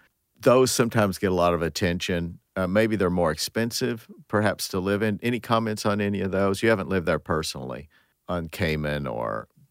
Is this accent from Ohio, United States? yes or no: no; Appalachia, near Knoxville, Tennessee, United States; now in St. Louis, United States; I grew up in Appalachia, not far from Knoxville, Tennessee